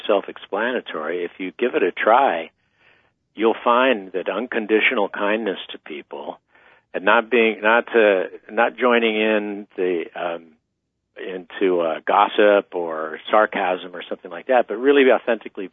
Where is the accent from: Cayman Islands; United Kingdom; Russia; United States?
United States; eastern San Diego County, California; also born or lived in New York; now in California, United States; I'm from the Southwest Desert. I came from eastern San Diego County originally